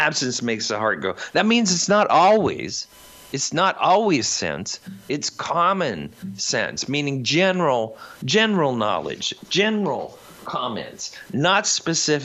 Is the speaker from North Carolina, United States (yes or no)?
no; Indiana, United States; I come from the Midwest. I come from Indiana. Cornfields, not many people